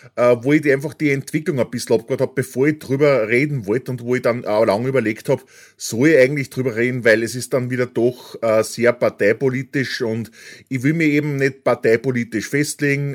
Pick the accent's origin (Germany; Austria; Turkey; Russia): Austria